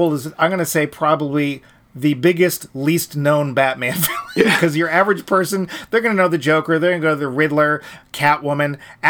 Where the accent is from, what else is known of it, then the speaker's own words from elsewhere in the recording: Ireland; And I'm Irish, and you're not.